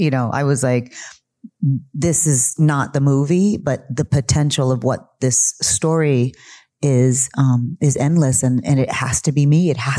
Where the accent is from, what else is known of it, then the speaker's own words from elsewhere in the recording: United States; I am Chicana. I am Mexican-American.